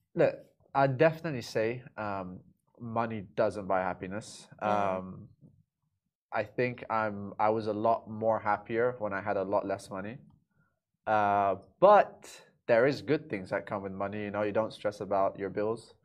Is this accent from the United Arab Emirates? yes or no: yes; Dubai, United Arab Emirates; also born or lived in London; my whole life I've been in Dubai. You know, born and raised here